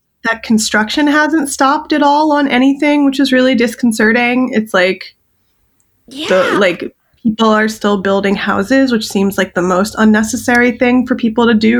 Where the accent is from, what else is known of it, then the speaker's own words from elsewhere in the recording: Los Angeles, California, United States; My brother and I, we grew up in Los Angeles, and we lived in like Hollywood in the 80s and then the Valley in the 90s.